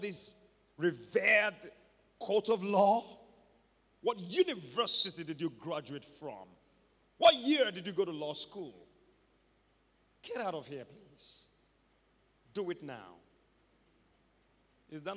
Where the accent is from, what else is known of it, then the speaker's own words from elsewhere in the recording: Ibadan, Oyo, Nigeria; I grew up in Mokola